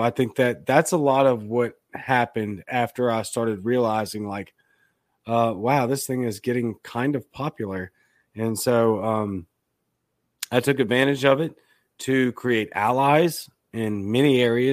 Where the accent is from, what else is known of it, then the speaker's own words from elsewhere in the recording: Baton Rouge, Louisiana, United States; now in Jackson, United States; I'm from Baton Rouge, Louisiana, but I live in Jackson, Mississippi